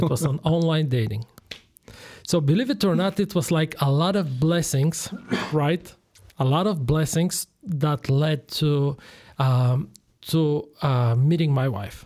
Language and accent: English; Bulgaria; English is a second language; moved away as an adult; also born or lived in Switzerland; now in Chicago, United States; I'm originally from Bulgaria. I was born and I grew up there